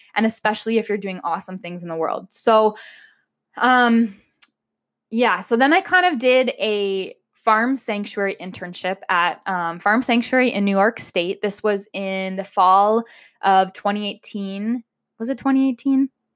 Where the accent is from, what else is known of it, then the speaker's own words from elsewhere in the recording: Amherstburg, Ontario, Canada; now in Windsor, Canada; I grew up in Amherstburg